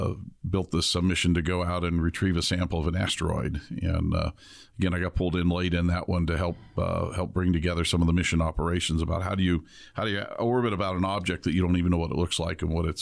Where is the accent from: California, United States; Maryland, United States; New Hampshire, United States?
California, United States; Los Angeles; now in Tucson, United States; I came from Los Angeles originally, but don't tell anybody that.